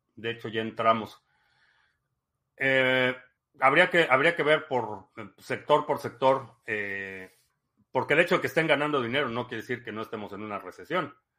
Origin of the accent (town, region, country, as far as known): Mexico; moved away as an adult; also born or lived in Spain / Texas